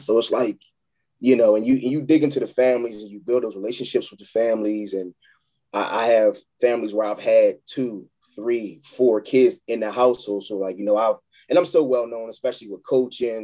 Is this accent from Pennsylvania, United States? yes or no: yes; Chester, Pennsylvania, United States; moved away; I'm from Chester, PA